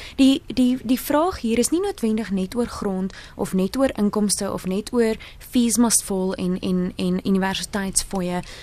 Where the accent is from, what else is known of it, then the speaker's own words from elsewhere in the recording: Free State, South Africa; Ek kom uit die Vrystaat uit